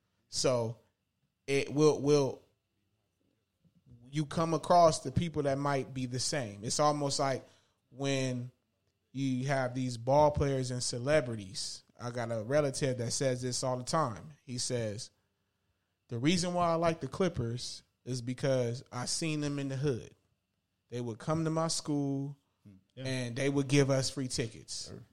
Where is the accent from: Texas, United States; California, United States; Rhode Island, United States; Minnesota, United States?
California, United States; Inglewood; also born or lived in Palmdale, California; growing up in Inglewood / Palmdale, like I had the best time.